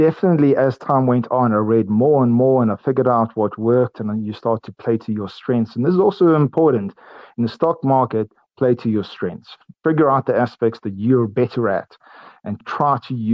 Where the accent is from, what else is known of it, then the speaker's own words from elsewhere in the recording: Port Elizabeth, Eastern Cape, South Africa; I grew up in Port Elizabeth, and I went to Pearson High School there